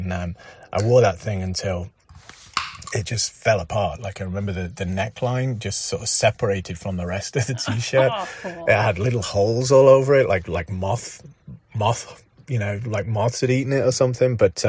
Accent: England, United Kingdom; also born or lived in Derby; So I grew up in England, and when I was 16, I moved to a little town near Derby, aka Derby.

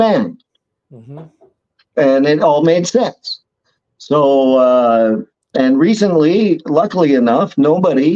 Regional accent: Ottawa, Ontario, Canada; I was born in Ottawa

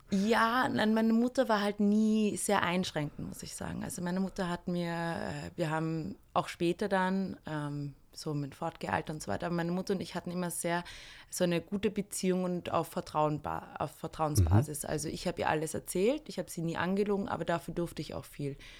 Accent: Austria; ich bin in einem kleinen Dorf aufgewachsen, zwar in der Nähe von Wien

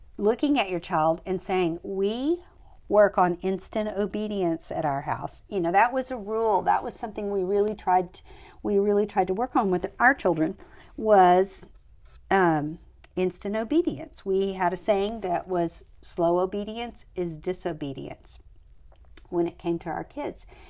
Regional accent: United States; the United States, which is where I'm from

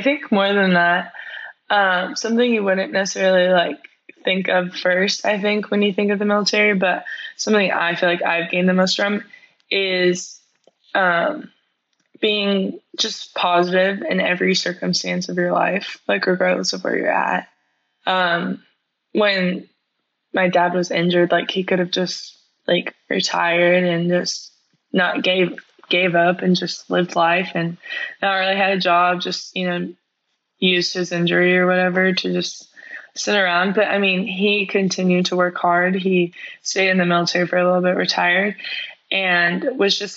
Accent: Texas, United States; also born or lived in Missouri; I have lived in Texas the rest of my life.

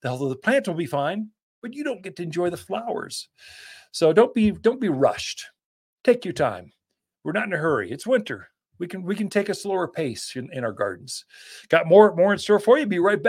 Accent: Sedona, Arizona, United States; but I'm from Sedona. That doesn't matter. You're the same.

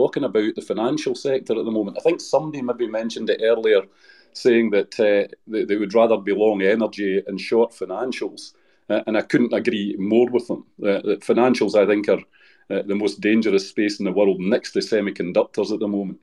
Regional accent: United Kingdom; I'm technically British

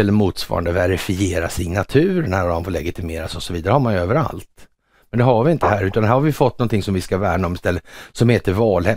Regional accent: Sweden; som svensk

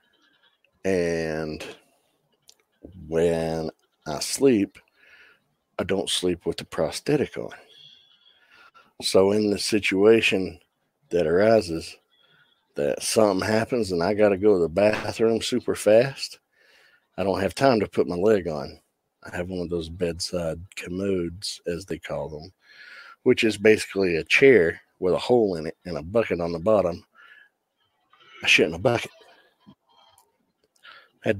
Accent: the Bible Belt, United States; I grew up in the Bible Belt.

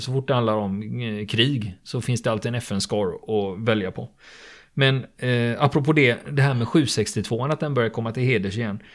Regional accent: Sweden; vi svenskar

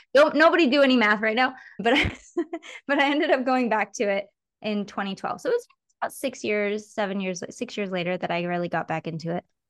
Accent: Michigan, United States; moved away as an adult; also born or lived in Los Angeles; I grew up in Michigan

